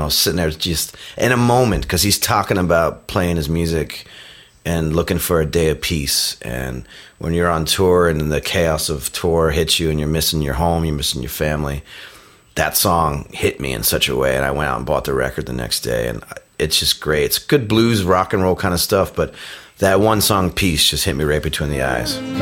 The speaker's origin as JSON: {"language": "English", "town": "Providence", "region": "Rhode Island", "country": "United States", "tie": "born or raised there", "said": "my area where I grew up in Providence, Rhode Island"}